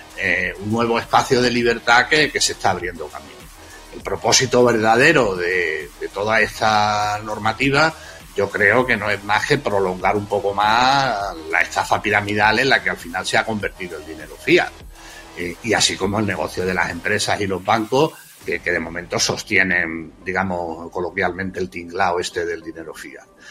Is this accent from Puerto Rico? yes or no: no; Extremadura, Spain; now in Madrid, Spain; yo soy, soy extremeño, pero llevo ya afincado en Madrid mucho tiempo, mucho.